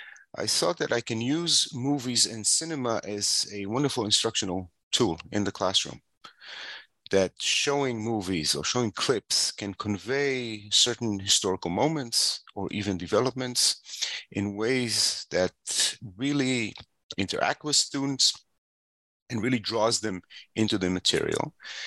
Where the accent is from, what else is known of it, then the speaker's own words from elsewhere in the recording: Israel; I grew up in Israel, and I got my BA from Tel Aviv University.